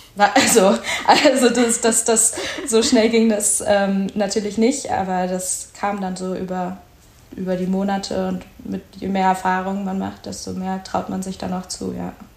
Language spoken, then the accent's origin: German; Berlin, Germany; moved away; ich komme eigentlich aus Berlin